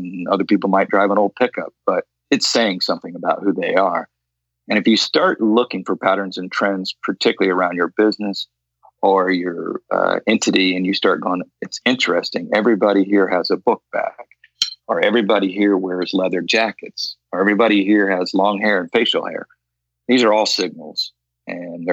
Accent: Loxahatchee, Florida, United States; when I was a kid growing up in Loxahatchee, Florida

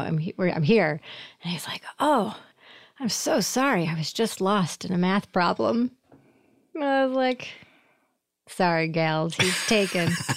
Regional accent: Syracuse, New York, United States; moved away as an adult; also born or lived in Boston / Portland, Oregon; I'm from Syracuse, so, uh, New York

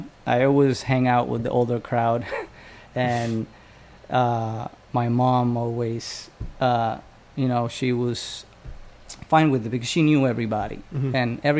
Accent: San Juan, Puerto Rico; moved away; also born or lived in California; where I grew up in San Juan. It was, we lived in the same complex building.

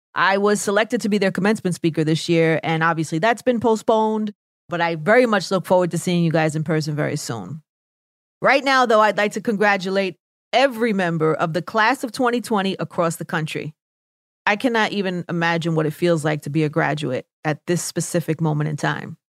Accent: New York City, New York, United States; accent: New York; my New York accent was too strong

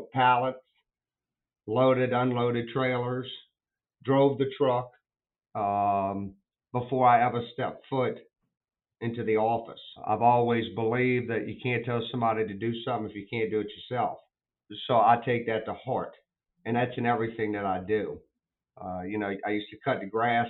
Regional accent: New Orleans, Louisiana, United States; New Orleans is my hometown

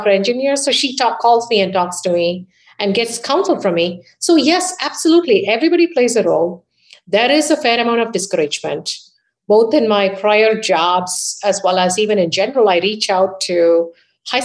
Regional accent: India; moved away as an adult; now in United States; I was raised in India

